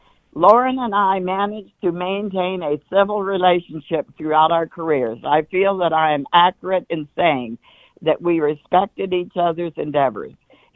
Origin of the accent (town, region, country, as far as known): Muskogee, Oklahoma, United States